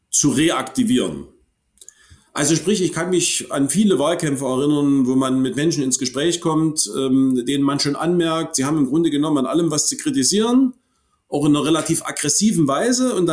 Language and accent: German; Hohenstein-Ernstthal, Saxony, Germany; In meiner Heimatstadt Hohenstein-Ernstheim äh, ist in den 90er Jahren ähm, ein ähm, junger Mann ähm, so aus der Punk-Szene äh, von Rechtsradikalen totgeschlagen wurden.